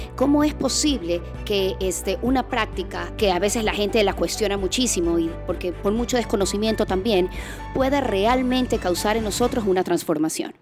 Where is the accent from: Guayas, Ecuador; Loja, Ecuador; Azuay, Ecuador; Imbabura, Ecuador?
Guayas, Ecuador; Guayaquil; Soy guayaquileña